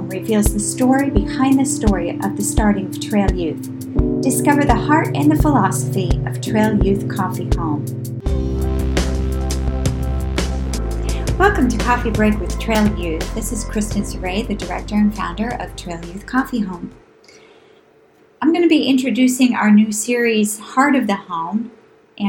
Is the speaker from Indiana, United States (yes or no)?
no; New Hampshire, United States; moved away; growing up in New Hampshire in that rural environment